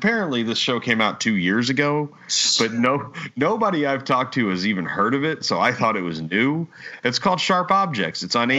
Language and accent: English; Texas, United States; Two is I'm from Texas.